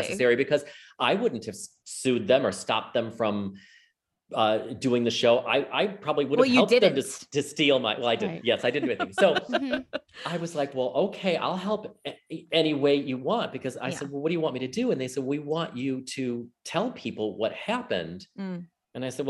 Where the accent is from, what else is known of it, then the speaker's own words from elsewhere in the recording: Chicago, Illinois, United States; I'm from Chicago.